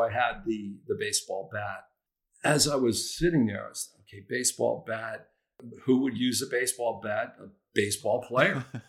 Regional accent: New Jersey, United States; moved away as an adult; also born or lived in Redmond, Washington; we grew up as neighbors in New Jersey

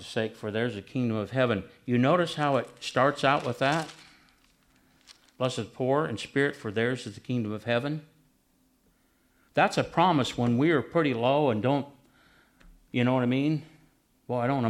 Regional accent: Nebraska, United States; I'm from Nebraska

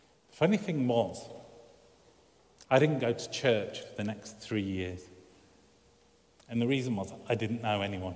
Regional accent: Birmingham, West Midlands, United Kingdom; moved away; where I grew up in Birmingham

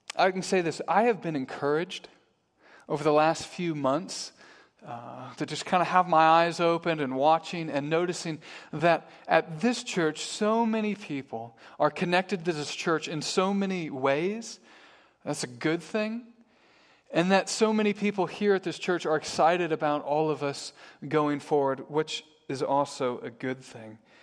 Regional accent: Midwest, United States; moved away as an adult; now in Harrisburg, United States; I was from the Midwest. I grew up in the Midwest.

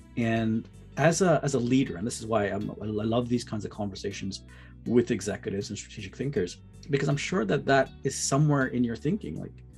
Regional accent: Toronto, Ontario, Canada; growing up in Toronto, having friends in Vancouver and Montreal and, you know, across different parts of the country.

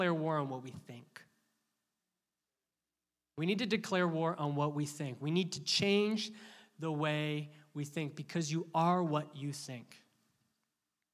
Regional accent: Canada; we're Canadian

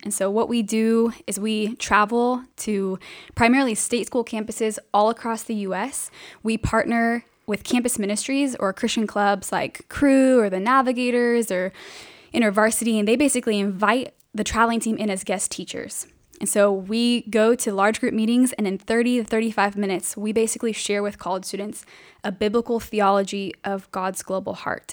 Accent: Riverside, California, United States; I am originally from Southern California, born and raised.

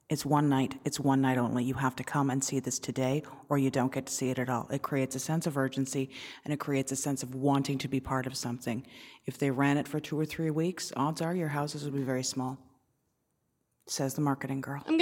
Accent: Canada; okay, I'm Canadian, it's cold out

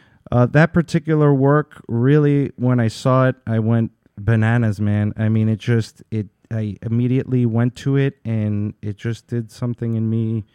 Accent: New York, United States; being a New Yorker myself

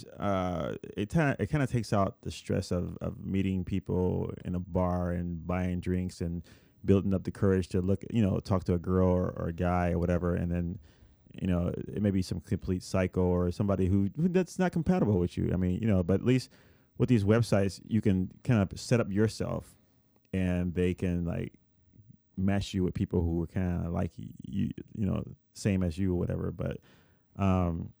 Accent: Puerto Rico; moved away; when I was a kid, I grew up in Puerto Rico

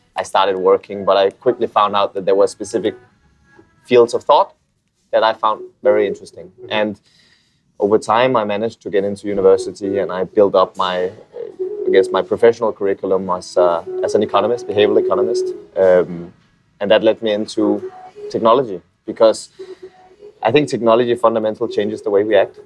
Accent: Copenhagen, Capital Region of Denmark, Denmark; moved away as an adult; now in Philippines; I'm from Copenhagen, Denmark

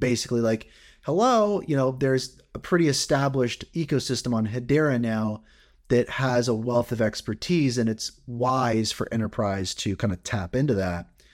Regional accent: Canada; as a Canadian

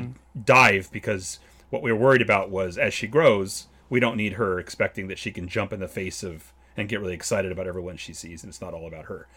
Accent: California, United States; as a Californian

